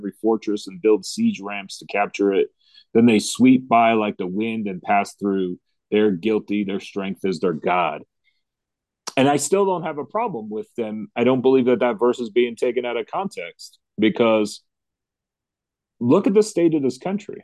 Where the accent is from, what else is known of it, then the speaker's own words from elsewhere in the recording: United States; as American Christians